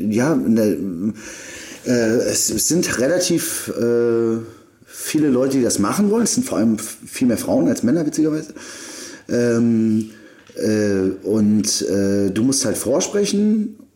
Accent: Berlin, Germany; moved away as an adult; now in Salzburg, Austria; Und so bin ich nach Salzburg gekommen. Äh, es war erstmal krass als Berliner. Äh, war es ein krasser Kulturschock

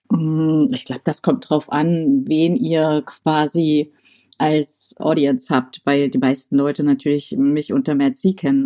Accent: Saxony, Germany; also born or lived in Dresden; now in Halle, Germany; Ich komme ja eher so aus der sächsischen Ecke

